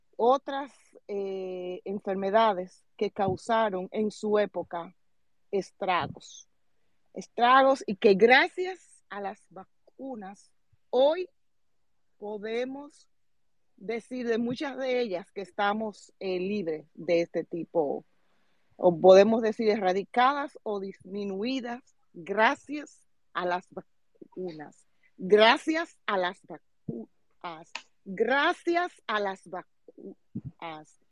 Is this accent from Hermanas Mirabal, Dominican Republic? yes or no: yes; Salcedo, Hermanas Mirabal, Dominican Republic; yo soy de la provincia de Hermanas ah, específicamente de Salcedo